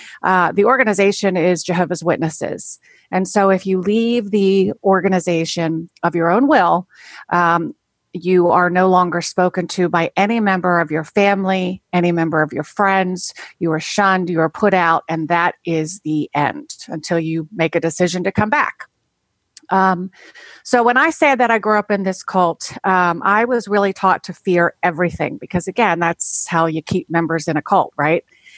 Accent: Maryland, United States; I am from Maryland, as you said.

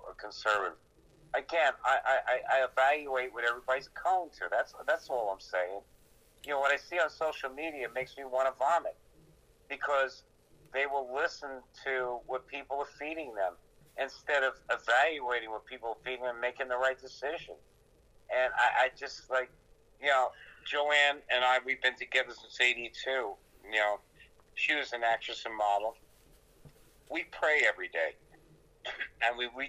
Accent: New York, United States; I grew up in New York

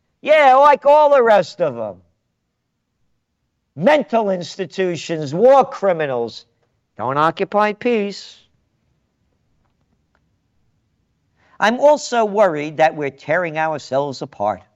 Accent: New York City, New York, United States; moved away; born in the Bronx. And my first several years of life there

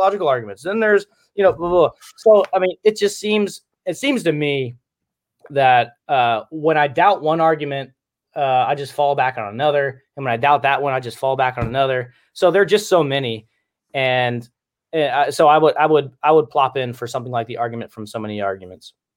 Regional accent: Cincinnati, Ohio, United States; also born or lived in Michigan; I'm from Cincinnati

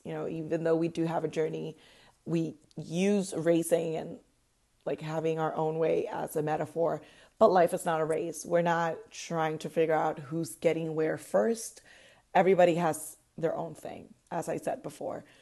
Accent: Puerto Rico; moved away as an adult; now in Orlando, United States; I was born and raised in Puerto Rico

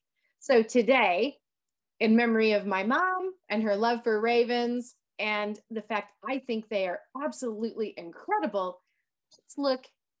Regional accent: Michigan, United States; moved away; When I was growing up in Michigan

